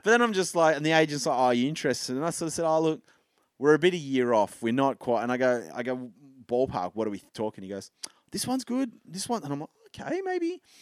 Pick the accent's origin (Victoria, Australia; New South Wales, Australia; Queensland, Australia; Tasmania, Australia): Tasmania, Australia; Hobart; moved away; I grew up in Hobart.